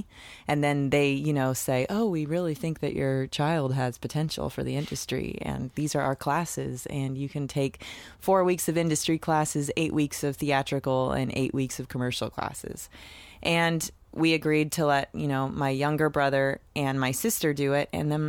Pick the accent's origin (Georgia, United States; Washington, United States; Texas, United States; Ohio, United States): Washington, United States; Seattle; moved away as an adult; now in Los Angeles, United States; Yes, I'm from Seattle, Washington. I'm a Northwest girl. I grew up, you know, in the suburbs, just great little upbringing, real sweet one.